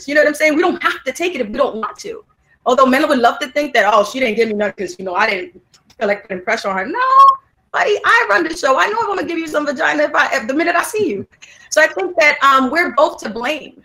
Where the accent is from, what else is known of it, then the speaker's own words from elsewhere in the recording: New York, United States; I'm from Harlem